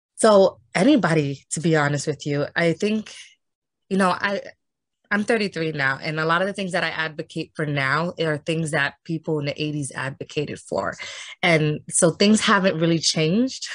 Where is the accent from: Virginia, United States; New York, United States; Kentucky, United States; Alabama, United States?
New York, United States; New York City; I grew up uh, in Harlem, and I am from New York City